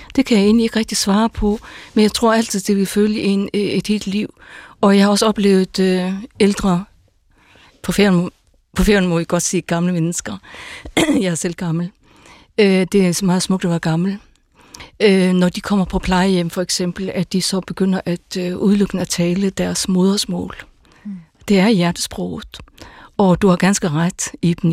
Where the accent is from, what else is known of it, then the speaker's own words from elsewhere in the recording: Faroe Islands; first language Faroese; Danish is a second language; also born or lived in Jutland / North Zealand / North Jutland / Aarhus; now in Denmark; jeg kommer fra Færøerne